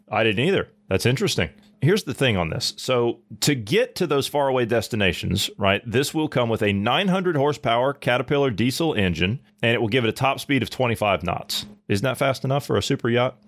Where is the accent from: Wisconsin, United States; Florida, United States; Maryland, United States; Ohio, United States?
Ohio, United States; my home state of Ohio